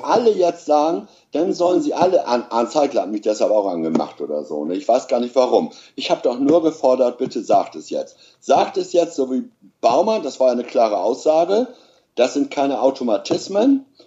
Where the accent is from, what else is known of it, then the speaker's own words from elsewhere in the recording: East Frisia, Lower Saxony, Germany; ich bin äh, Ossi, also Ostfriese